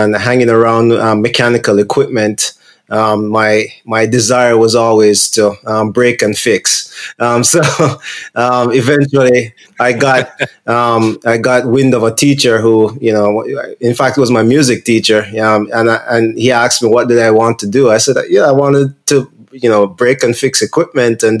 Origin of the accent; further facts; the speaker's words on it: Jamaica; moved away; I'm from Jamaica originally